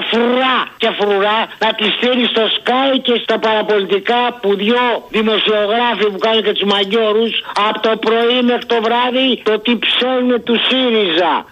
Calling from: Thessaloniki, Central Macedonia, Greece; από Θεσσαλονίκη.

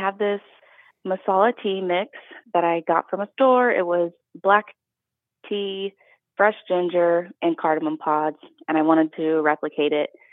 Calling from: Northern Kentucky, United States; I'm calling from Northern Kentucky

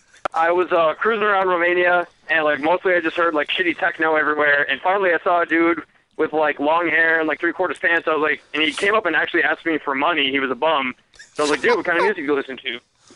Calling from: St. Paul, Minnesota, United States; Hey, what's up? This is … from St. Paul.

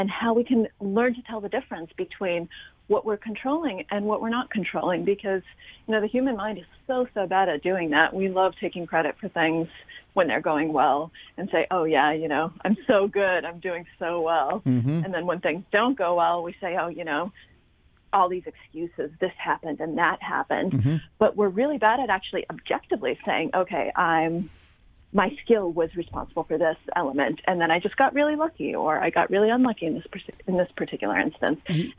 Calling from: New York, United States; I'm coming in from New York, which you will probably be able to tell at some point during the conversation, because I'm assuming we'll hear some sirens at some point.

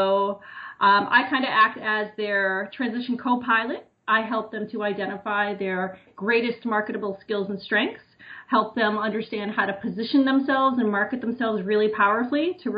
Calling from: New Jersey, United States; So I'm actually just outside of New York City in New Jersey.

